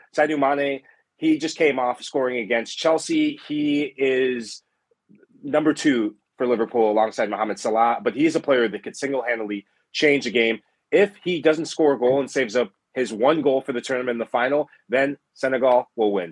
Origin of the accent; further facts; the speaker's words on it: Sierra Leone; my home country, Sierra Leone